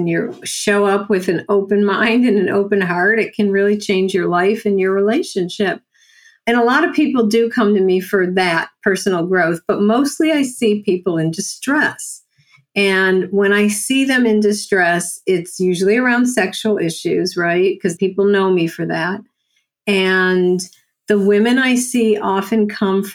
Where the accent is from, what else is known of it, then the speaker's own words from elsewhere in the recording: Buffalo, New York, United States; accent: New Yorker; from Buffalo, New York.